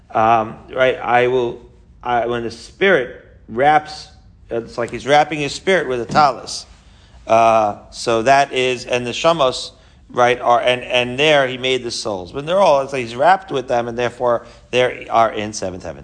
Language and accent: English; Merrick, New York, United States; moved away as an adult; also born or lived in Israel; I grew up in Merrick, Long Island, with this guy